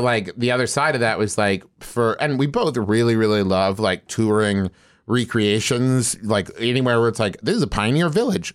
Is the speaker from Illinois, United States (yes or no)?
no; West Virginia, United States; moved away as an adult; also born or lived in Oklahoma; I was raised in West Virginia